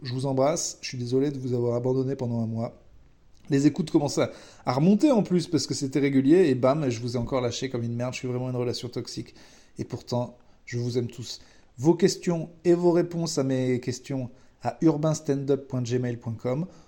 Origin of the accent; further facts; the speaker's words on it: France; On est français